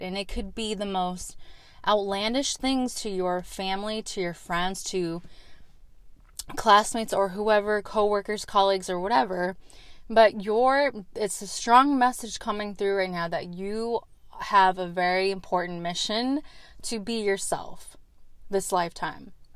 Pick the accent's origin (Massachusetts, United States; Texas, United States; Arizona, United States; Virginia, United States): Arizona, United States; moved away; I lived, I grew up in Arizona for a little bit